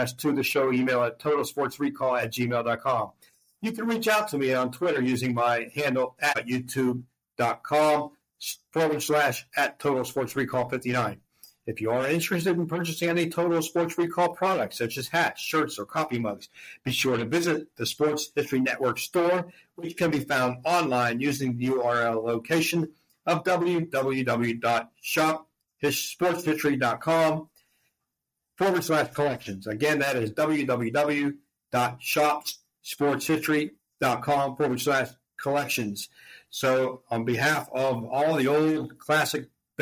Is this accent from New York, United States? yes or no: no; Pittsburgh, Pennsylvania, United States; moved away; the stadium from my hometown